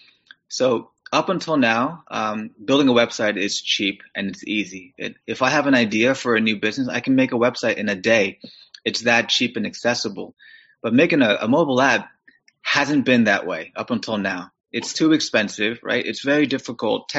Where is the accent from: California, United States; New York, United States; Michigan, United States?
New York, United States; New York City; moved away as an adult; also born or lived in Kew Gardens, Queens; now in Pittsburgh, United States; I'm from New York City originally too